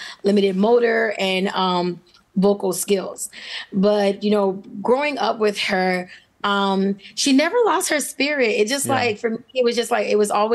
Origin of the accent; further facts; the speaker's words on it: Miami, Florida, United States; born and raised in Miami, Florida. I know as I'm a native